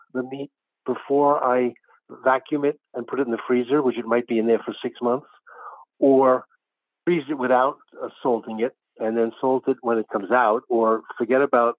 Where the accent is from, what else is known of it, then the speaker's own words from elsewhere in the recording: Penn Valley, Pennsylvania, United States; I'm from Penn Valley near Philadelphia.